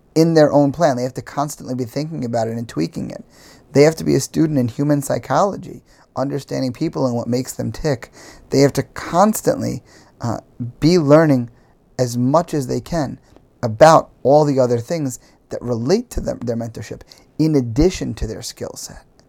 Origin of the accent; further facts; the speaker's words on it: New York, United States; as a New Yorker